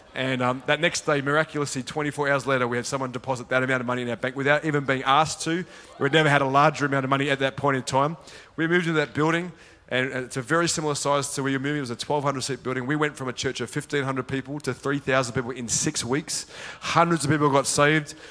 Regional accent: Sydney, New South Wales, Australia; accent: Australian; moved away as an adult; now in Gold Coast, Australia; both my wife and I, we grew up in Sydney. We lived in Sydney and we moved to the Gold Coast, which is where we live

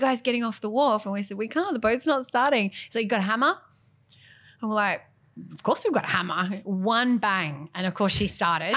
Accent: Western New South Wales, Australia; growing up in Western New South Wales

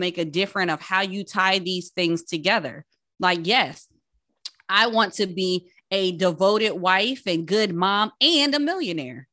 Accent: Paterson, New Jersey, United States; I'm from Patterson

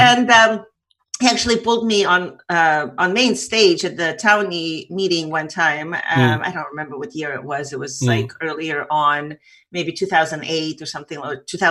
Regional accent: Saint Petersburg, Russia; now in United States; I was born in Leningrad, Soviet Union

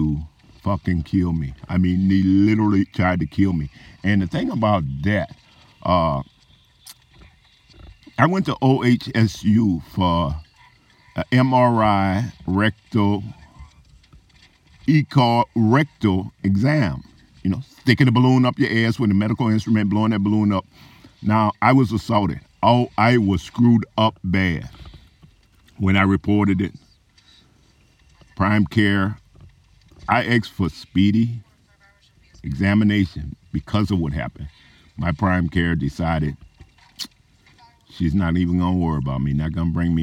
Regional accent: New Orleans, Louisiana, United States; also born or lived in Corvallis, Oregon; now in Yuma area, United States; I was born in New Orleans, and 6 months after my birth, my family moved to Desire Housing Project

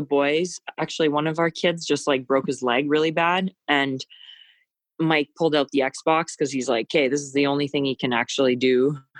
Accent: Sault Ste. Marie, Ontario, Canada; now in Calgary, Canada; my hometown in Sault Ste. Marie

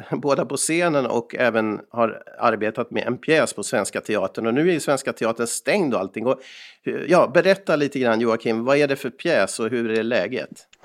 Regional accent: Molkom, Värmland, Sweden; Och jag själv kommer från eh, Värmland ibland när jag kommer från Molkom där jag brukar sitta och göra podcast med Erik.

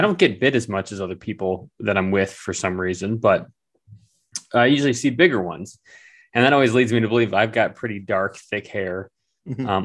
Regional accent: Michigan, United States; spent a lot of time outside in West Michigan and Northern Michigan

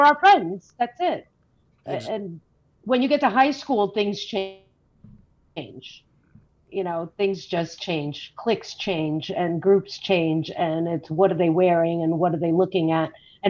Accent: North Bergen, New Jersey, United States; moved away as an adult; now in St. Louis, United States; I live 1,000 miles away from my hometown.

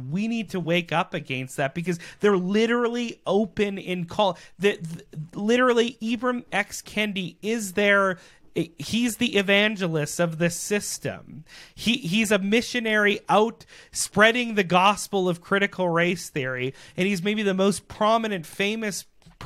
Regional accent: Canada; as Canadian citizens

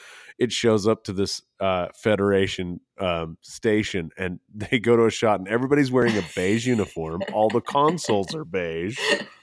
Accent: San Francisco, California, United States; My hometown team, the San Francisco 49ers, just won their way to the championship game

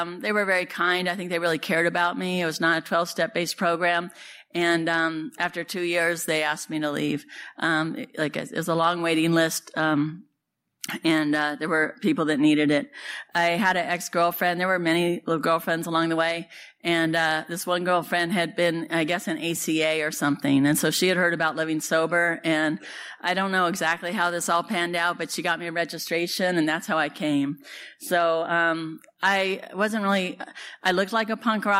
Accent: Santa Cruz, California, United States; also born or lived in San Francisco; I was born and raised down in Santa Cruz

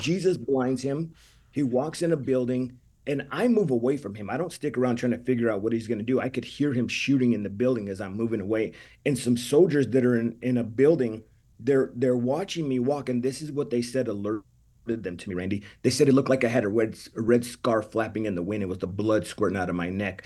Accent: California, United States; I'm Mexican from California

